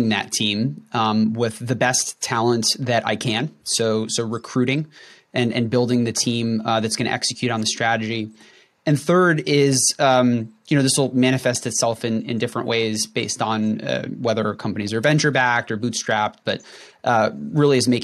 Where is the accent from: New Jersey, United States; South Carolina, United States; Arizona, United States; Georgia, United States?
New Jersey, United States; North Central; I grew up in North Central New Jersey